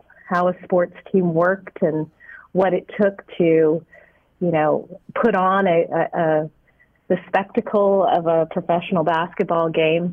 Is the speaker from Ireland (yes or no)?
no; Kitchener, Ontario, Canada; moved away; I'm actually originally from Ontario, Canada, a city called Kitchener